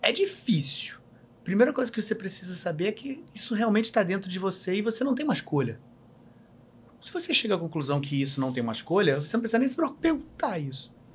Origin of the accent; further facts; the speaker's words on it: Rio de Janeiro, Brazil; eu sou carioca, nasci em Vila Isabel